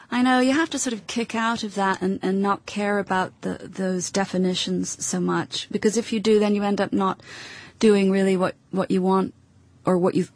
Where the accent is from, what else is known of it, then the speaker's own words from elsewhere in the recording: Edinburgh, Scotland, United Kingdom; also born or lived in United States; I'm Scottish. I was brought up in Edinburgh.